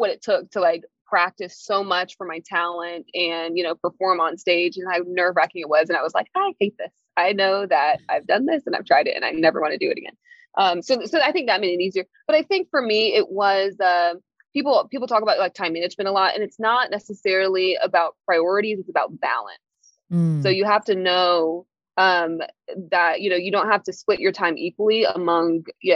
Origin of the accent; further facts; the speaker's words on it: the South, United States; I grew up in the South